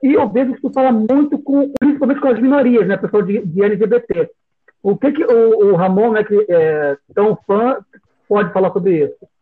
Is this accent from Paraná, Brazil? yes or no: no; Rio de Janeiro, Brazil; Eu sou aqui do Rio